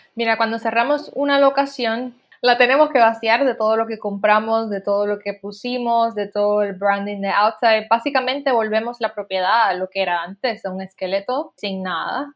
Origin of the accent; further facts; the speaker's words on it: Puerto Rico; moved away; Yo soy de Puerto Rico